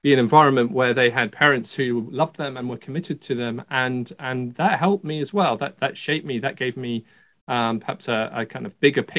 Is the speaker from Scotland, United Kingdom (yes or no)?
yes; Scotland, United Kingdom; I was born in Scotland